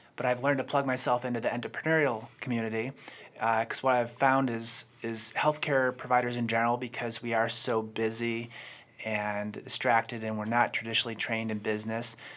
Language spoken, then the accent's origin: English; Buffalo, New York, United States; moved away as an adult; now in Charlotte, United States; I'm originally from Buffalo